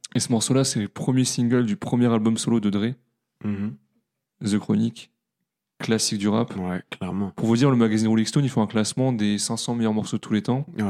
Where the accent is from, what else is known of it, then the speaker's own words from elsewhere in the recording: Paris, Île-de-France, France; on est de Paris